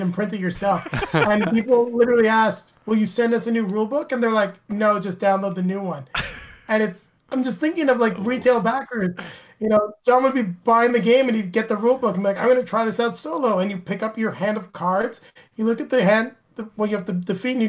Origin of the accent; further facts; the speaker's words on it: Canada; being Canadian